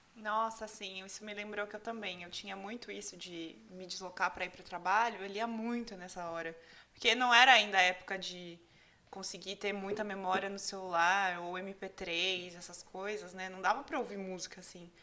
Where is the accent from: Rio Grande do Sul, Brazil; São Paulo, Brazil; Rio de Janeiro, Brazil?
São Paulo, Brazil; Itu; eu sempre morei em Itu. Eu nasci em Itu